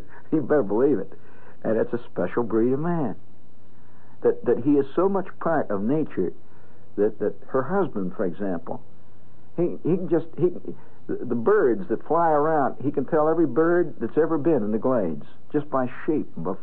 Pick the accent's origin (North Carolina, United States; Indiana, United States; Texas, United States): Indiana, United States; moved away; I'm originally from Indiana